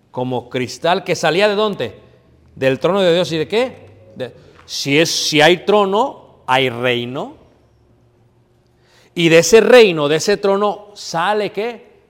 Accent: Mexico; O sea, yo que soy mexicano, y aquí hay colombianos, y hay venezolanos, ¿verdad? Y hay hondureños

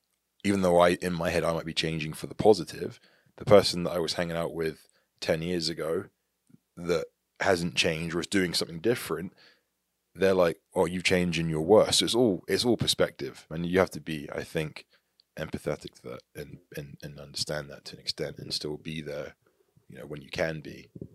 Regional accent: England, United Kingdom; moved away as an adult; now in United States; because I grew up in England. I'm still very much English. I'm not even a US citizen. I've got a US passport. I'm English. Is I left England at the age of 18.

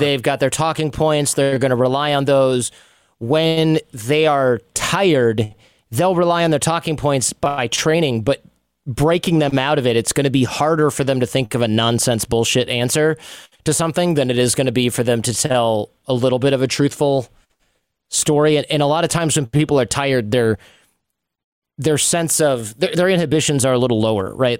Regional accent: Royal Oak, Michigan, United States; moved away; I'm from Royal Oak.

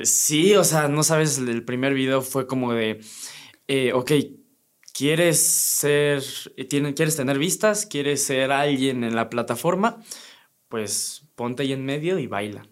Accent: Teotihuacán, State of Mexico, Mexico; moved away as an adult; now in Querétaro, Mexico; yo soy 100% teotihuacano y allá siempre viví

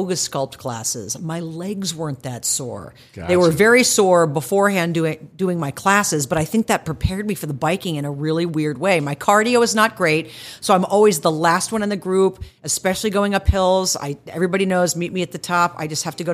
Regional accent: Plano, Texas, United States; moved away; I grew up in Plano, so I grew up in Dallas

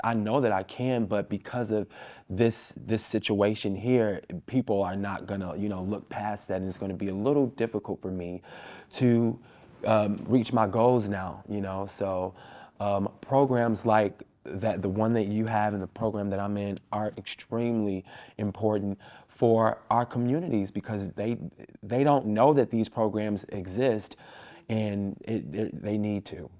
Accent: Chicago, Illinois, United States; I'm from Austin. I grew up in Austin. I still live in Austin.

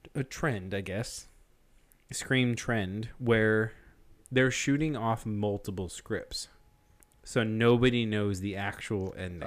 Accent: Memphis, Tennessee, United States; we're basically from Memphis

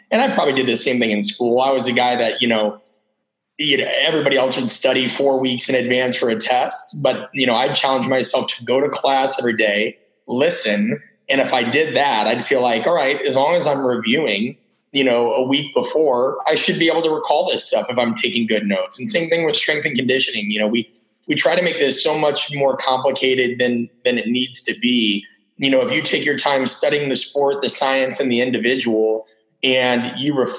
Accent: Omaha, Nebraska, United States; I grew up in Omaha, which is about 1 million people.

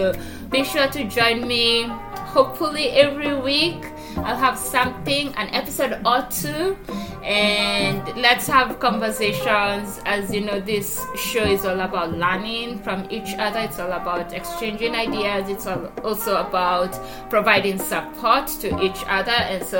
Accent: Kenya; moved away; So I still consider myself Kenyan. If anyone lived here for 5 years, I am 100% Kenyan. And so 100% African.

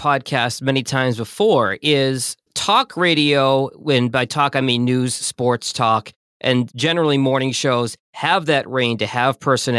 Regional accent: Boston, Massachusetts, United States; moved away as an adult; now in Detroit, United States; because I was an East Coast guy, I grew up in Boston

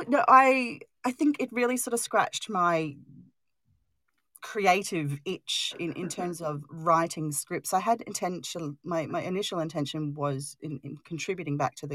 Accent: Australia; I'm Australian

